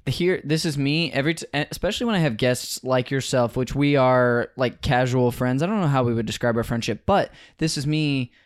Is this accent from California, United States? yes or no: yes; Modesto, California, United States; I'm from Northern California.